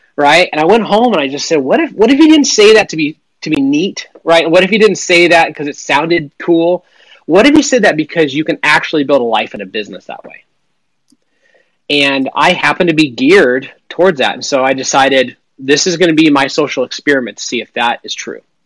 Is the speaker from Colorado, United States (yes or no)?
no; Western Montana, United States; I grew up in Western Montana